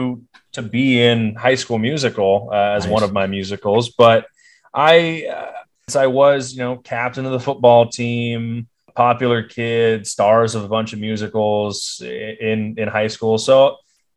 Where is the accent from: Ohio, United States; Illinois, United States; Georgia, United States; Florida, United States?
Ohio, United States; Dover; moved away as an adult; also born or lived in Morgantown, West Virginia; growing up in Ohio